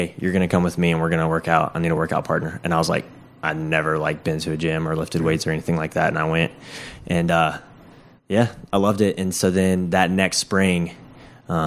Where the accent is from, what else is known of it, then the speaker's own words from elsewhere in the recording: southeast of Atlanta, Georgia, United States; I moved around a lot whenever I was a little kid, but I grew up in Georgia, like southeast of Atlanta